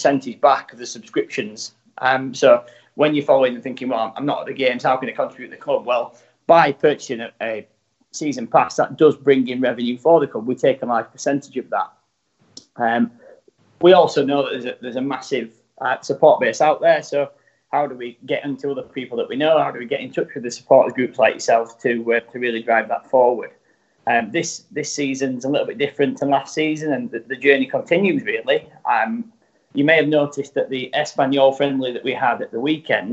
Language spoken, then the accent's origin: English; Rotherham, Yorkshire and the Humber, United Kingdom; moved away as an adult; also born or lived in Dubai / New York; I'm actually from Rotherham